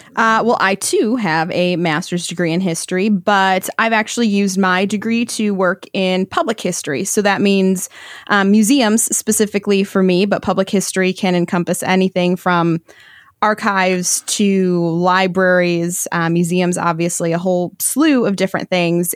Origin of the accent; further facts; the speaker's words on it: Michigan, United States; I'm from Michigan